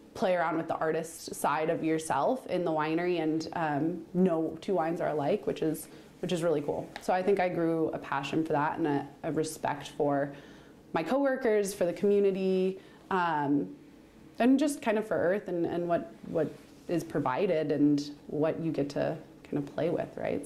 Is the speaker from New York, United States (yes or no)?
no; Central Florida, United States; also born or lived in California / Utah; now in Oregon, United States; I grew up in Central Florida on a cattle ranch